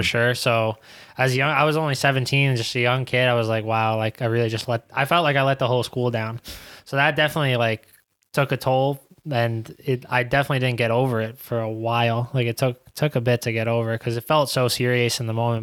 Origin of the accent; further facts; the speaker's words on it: New York City, New York, United States; moved away as an adult; now in Hartford, United States; growing up in Queens